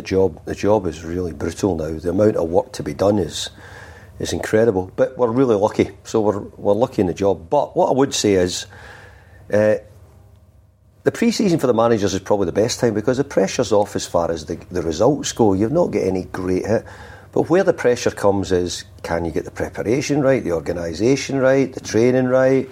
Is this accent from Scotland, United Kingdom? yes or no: yes; Scotland, United Kingdom; Being Scottish, it makes it really easy for me to come up here.